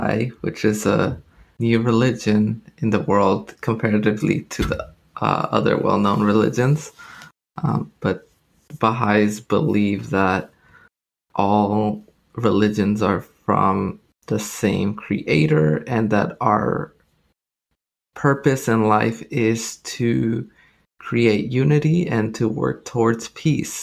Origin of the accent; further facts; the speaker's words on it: Los Angeles, California, United States; my upbringing in Los Angeles. We grew up in Pico Union area, mid-city